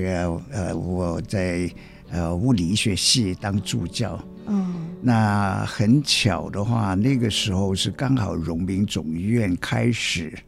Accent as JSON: {"language": "Chinese", "town": "Guangzhou", "region": "Guangdong", "country": "China", "tie": "born or raised there", "also_born_or_lived": "Zhongshan / Hong Kong", "moved": "as an adult", "lives_now": "Taiwan", "said": "出生在广州"}